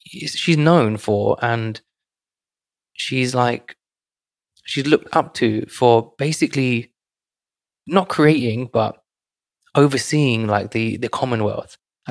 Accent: United Kingdom; for us, right, in the UK

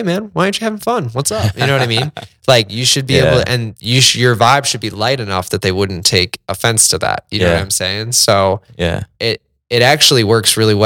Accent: northern suburbs of Chicago, Illinois, United States; I'm from the northern suburbs of Chicago

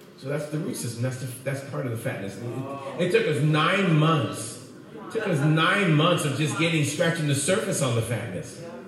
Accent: Oakland, California, United States; I grew up in Oakland

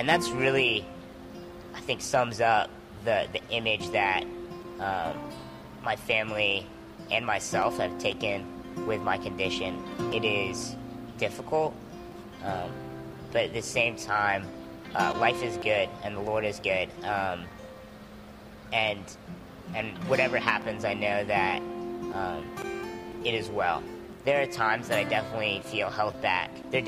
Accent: Norfolk, Virginia, United States; also born or lived in Connecticut; I was born in Connecticut, where my dad was stationed at the time. We moved to the Norfolk, Hampton Roads area when I was 4 or 5.

